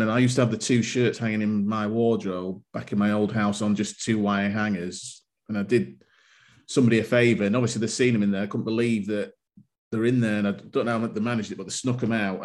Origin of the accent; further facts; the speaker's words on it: Bradford, Yorkshire and the Humber, United Kingdom; growing up in Bradford